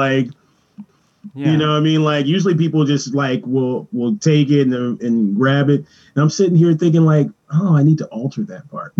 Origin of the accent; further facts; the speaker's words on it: Los Angeles, California, United States; I was born in Venice Beach, California